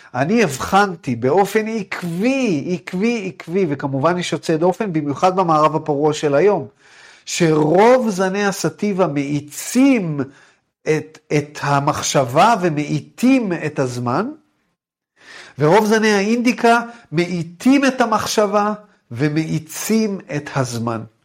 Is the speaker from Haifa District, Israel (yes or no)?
no; Jerusalem, Jerusalem District, Israel; moved away as an adult; also born or lived in United States; אני גדלתי בירושלים